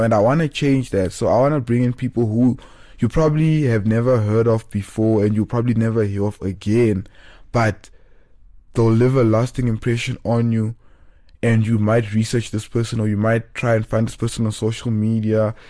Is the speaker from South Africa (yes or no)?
yes; South Africa; also born or lived in Cape Town; we are in South African culture